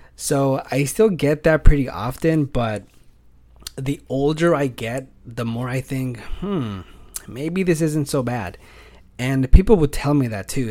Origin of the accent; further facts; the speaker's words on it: California, United States; also born or lived in Fresno, California; I am from California. I live in Fresno, which is here in the Central Valley